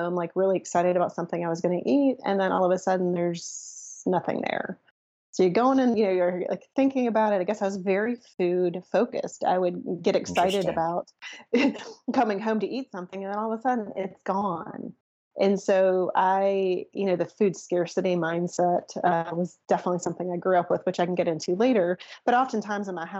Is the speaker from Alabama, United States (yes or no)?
yes; Mobile, Alabama, United States; So I grew up in Mobile, Alabama, probably the hottest place on the planet